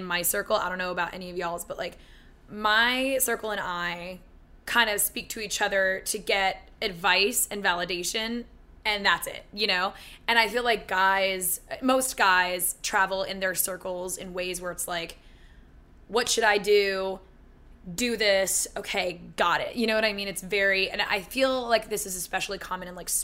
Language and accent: English; Philadelphia, Pennsylvania, United States; moved away; I'm from Philly.